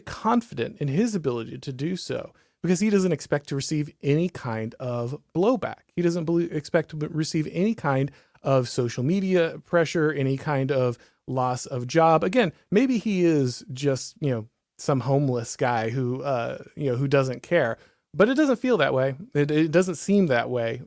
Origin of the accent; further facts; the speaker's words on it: the South, United States; I'm from the South